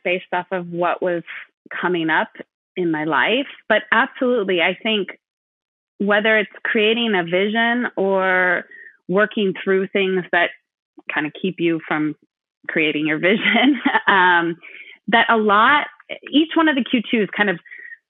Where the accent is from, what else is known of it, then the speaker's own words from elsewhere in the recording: California, United States; moved away as an adult; also born or lived in Madison, Wisconsin; I grew up in California